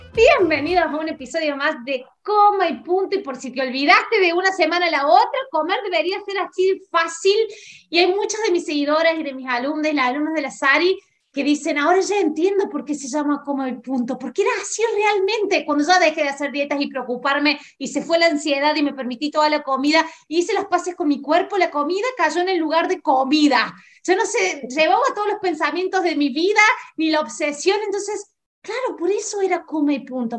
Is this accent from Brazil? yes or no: no; Córdoba, Argentina; Yo soy de Córdoba, Argentina, de la ciudad, no solamente de la provincia